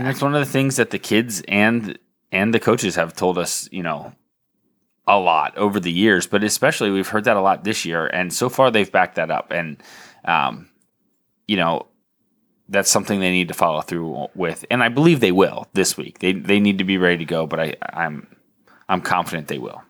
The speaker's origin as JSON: {"language": "English", "area": "Lancaster County", "region": "Pennsylvania", "country": "United States", "tie": "born or raised there", "said": "growing up in Lancaster County in the nineties"}